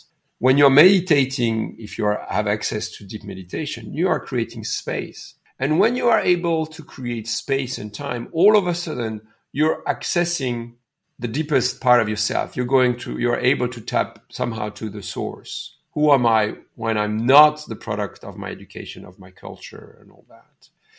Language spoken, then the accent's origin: English; India; now in Canada; I'm from India. I'm a Canadian from Indian origin.